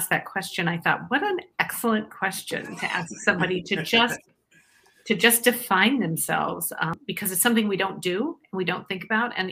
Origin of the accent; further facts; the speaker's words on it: Iowa, United States; Um, I'm actually from Iowa originally.